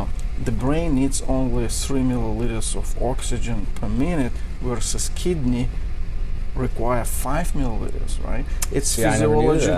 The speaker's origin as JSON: {"language": "English", "country": "Belarus", "tie": "born or raised there", "also_born_or_lived": "New York", "moved": "as an adult", "lives_now": "United States", "said": "I was born in Eastern Europe in Belarus"}